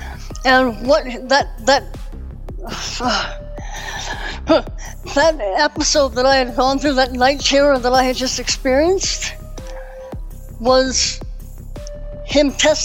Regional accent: Victoria, British Columbia, Canada; also born or lived in Langford, British Columbia; I'm from Canada and up here in British Columbia. I grew up for the first part of my life up until my teens in Victoria

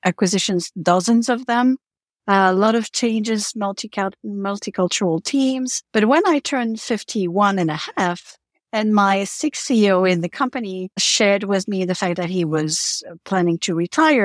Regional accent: Switzerland; moved away as an adult; also born or lived in New York City / Africa / Eastern Europe; I'm Swiss. I was born in Switzerland, but I lived and worked in New York City

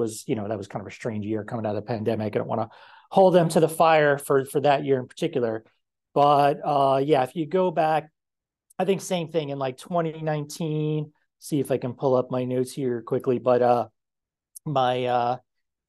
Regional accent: United States; accent: American; our own American accents

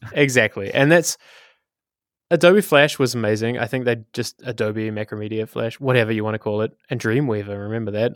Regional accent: Wellington, New Zealand; moved away as an adult; now in Amsterdam, Netherlands; I come from Wellington, New Zealand, hence the um, Takawiti accent

